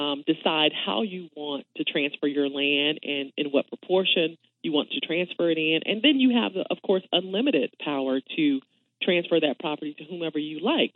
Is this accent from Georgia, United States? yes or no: yes; Thomasville, Georgia, United States; Born and raised in Thomasville, Georgia.